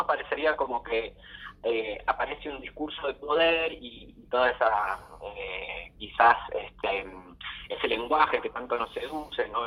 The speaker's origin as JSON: {"language": "Spanish", "town": "Caseros", "region": "Buenos Aires Province", "country": "Argentina", "tie": "born or raised there", "moved": "as an adult", "lives_now": "Buenos Aires, Argentina", "said": "Soy bonaerense, soy de Caseros"}